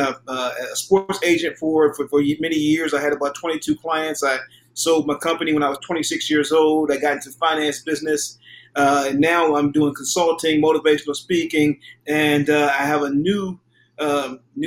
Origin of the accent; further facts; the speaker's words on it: Palmer Park, Maryland, United States; coming from the meager place that I came from Palmer Park, Maryland. We didn't have anything